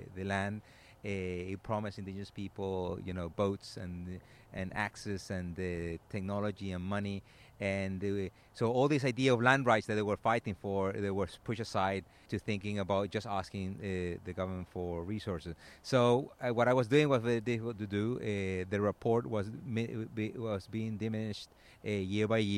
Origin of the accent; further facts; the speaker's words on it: Venezuela; moved away as an adult; I come from Venezuela